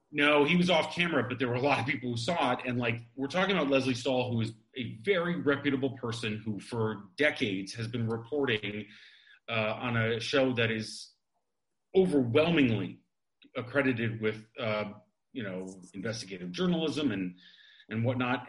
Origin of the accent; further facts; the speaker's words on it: Midwest, United States; moved away; I grew up in the Midwest.